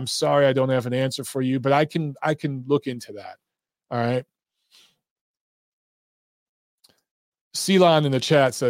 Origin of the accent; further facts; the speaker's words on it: Detroit, Michigan, United States; also born or lived in Los Angeles; now in Atlanta, United States; I grew up in Detroit